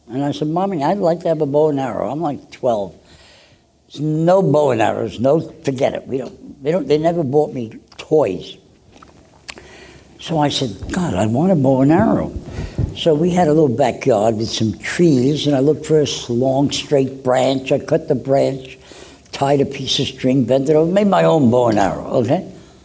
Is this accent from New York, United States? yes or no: yes; Brooklyn, New York, United States; Well, Brooklyn was a beautiful place. My first job at the age of 12 was working in a drugstore